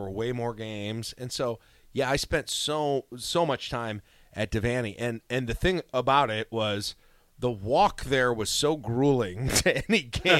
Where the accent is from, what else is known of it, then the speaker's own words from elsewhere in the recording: Lincoln, Nebraska, United States; also born or lived in South Dakota; I we moved here, in what 1980. I moved here in 1986. We lived. I was born in South Dakota.